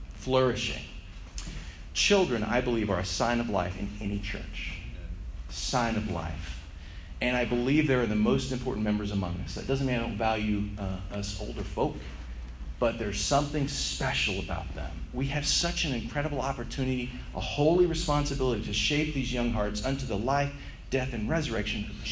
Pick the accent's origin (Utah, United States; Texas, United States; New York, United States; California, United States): Texas, United States; moved away as an adult; also born or lived in Seattle, Washington / Colorado Springs, Colorado / Phoenix area, Arizona / southern Oklahoma; now in Charlotte, United States; born and raised in Texas